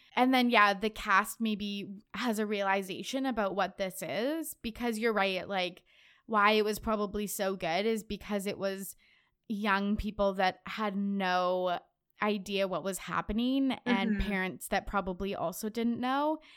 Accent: Canada; I'm Canadian.

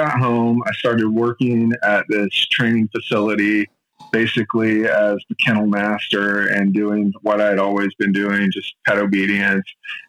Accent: Yokosuka, Kanagawa, Japan; born there; also born or lived in Europe / Middle East; I was born in Yokosuka, Japan, on a military base. Both my parents were in the army. I grew up all around the world, kind of a potted plant.

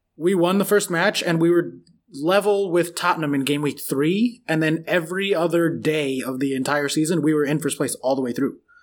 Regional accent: United States; I'm American

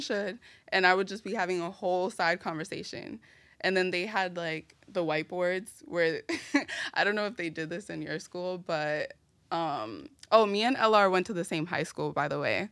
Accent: New York City, New York, United States; also born or lived in Brooklyn, New York; I was raised in the Bronx, New York, in an area called Marble Hill, and I was also partially raised in Brooklyn, in an area called Mill Basin

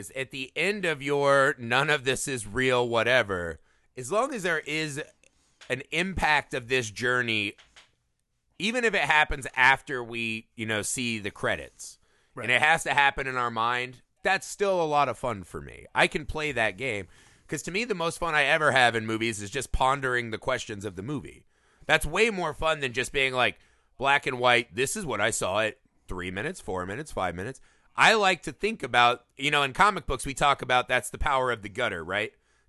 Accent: Midwest, United States; I'm from the Midwest, and people are gigantic on average.

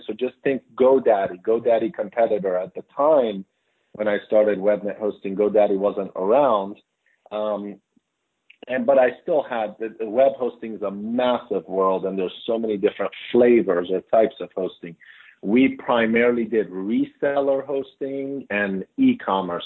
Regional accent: suburbs of Maryland, United States; also born or lived in Iran; now in Washington, D.C., United States; I came to America when I was 7, and I grew up in the suburbs of Maryland

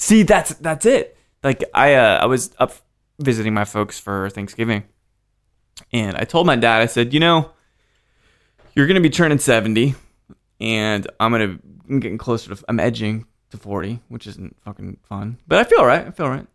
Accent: Houston, Texas, United States; moved away; also born or lived in Salt Lake City; I grew up in Houston a little bit

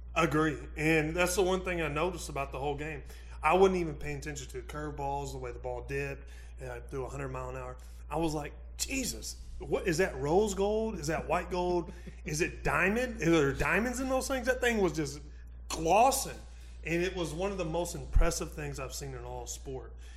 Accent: Missouri, United States; I'm from Missouri. I pull for the Cardinals.

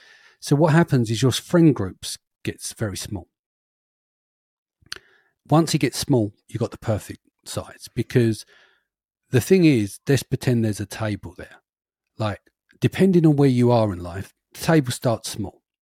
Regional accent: London, United Kingdom; We're from East London. No one's had a pot to piss in and a window to throw it out of.

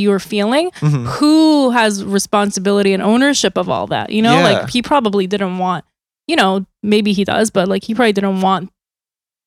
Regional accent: South Korea; now in United States; I grew up in Korea

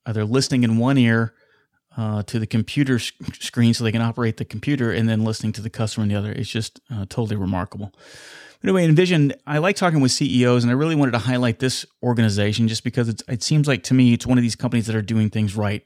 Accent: Wichita, Kansas, United States; here in my hometown of Wichita, Kansas

